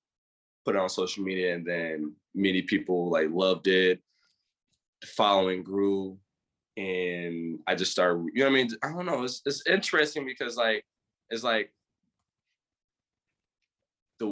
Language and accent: English; Grand Rapids, Michigan, United States; born and raised in Grand Rapids, inner city kid